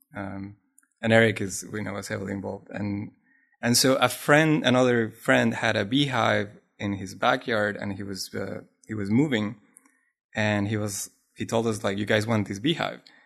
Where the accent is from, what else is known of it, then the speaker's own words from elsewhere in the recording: Colombia; first language Spanish; English is a second language; now in Los Angeles, United States; I was born in South America, in Colombia in particular.